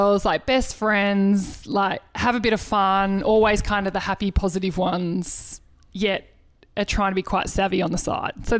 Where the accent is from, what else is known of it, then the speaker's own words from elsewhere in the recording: Melbourne, Victoria, Australia; we're from Melbourne.